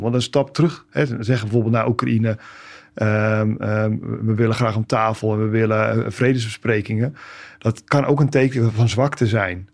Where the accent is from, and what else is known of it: Netherlands